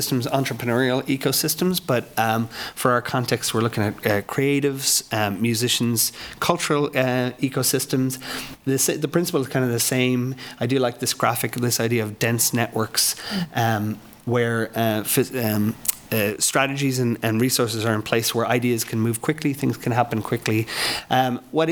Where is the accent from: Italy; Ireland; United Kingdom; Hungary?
Ireland; now in Lawrence, United States; I'm an Irishman. I had a record label at home in Ireland